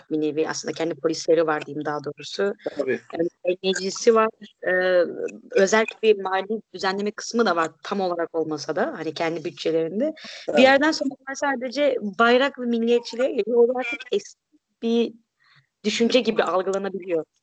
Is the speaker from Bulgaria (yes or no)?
no; Barcelona, Catalonia, Spain; born there; Turkish is a second language; Barcelona'da doğdum o yüzden ben kendimi Katalan e, sayıyorum. Annem babam Endülüs olsa